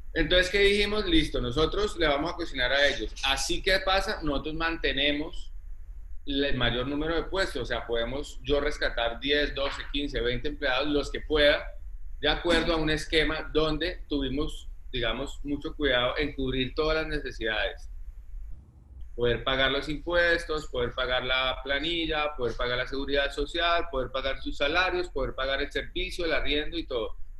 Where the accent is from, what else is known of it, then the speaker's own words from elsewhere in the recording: Ibagué, Tolima, Colombia; moved away as an adult; also born or lived in Spain; now in Cartagena, Colombia; yo nací en Ibagué, eh, luego me fui, viví toda mi infancia, digamos, en Ibagué